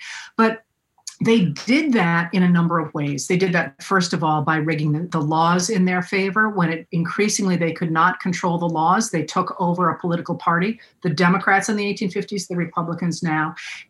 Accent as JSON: {"language": "English", "region": "Maine", "country": "United States", "tie": "born or raised there", "said": "the people that I grew up with here in Maine"}